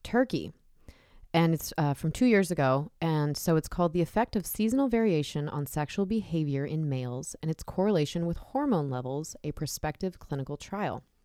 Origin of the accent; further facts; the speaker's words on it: Southern California, United States; I grew up in Southern California